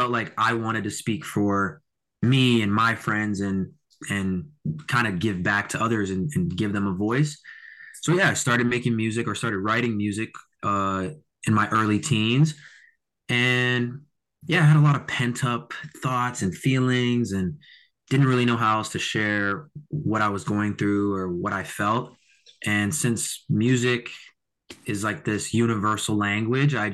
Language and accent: English; Mississauga, Ontario, Canada; born and raised in Mississauga